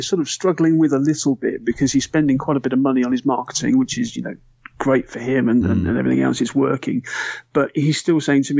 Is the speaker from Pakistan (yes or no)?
no; United Kingdom; we're British